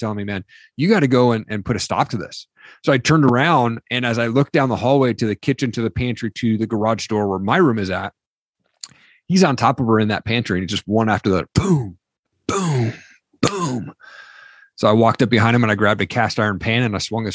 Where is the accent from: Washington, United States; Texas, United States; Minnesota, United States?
Washington, United States; Eastern; also born or lived in Seattle; I grew up in Eastern Washington